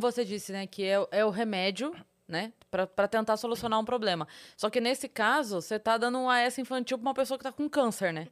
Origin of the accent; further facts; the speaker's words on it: Sorocaba, São Paulo, Brazil; eu sou de Sorocaba